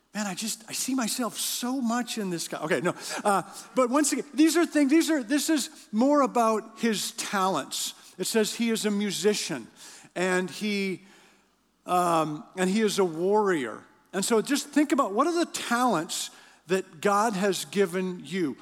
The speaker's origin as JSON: {"language": "English", "country": "Canada", "said": "I'm from Canada"}